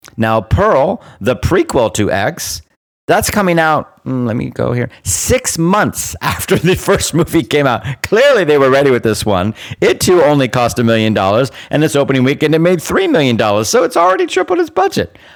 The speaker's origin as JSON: {"language": "English", "country": "Bermuda", "tie": "born or raised there", "said": "I am a British subject, colonial born, because I was born in Bermuda"}